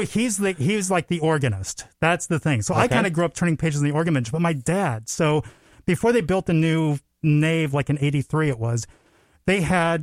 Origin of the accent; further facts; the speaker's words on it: Hudson, Iowa, United States; growing up in Hudson, Iowa